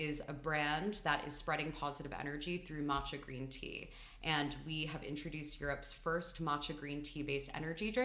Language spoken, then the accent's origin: English; New York, United States; moved away as an adult; also born or lived in Philadelphia; now in London, United Kingdom; I'm from New York. And I grew up there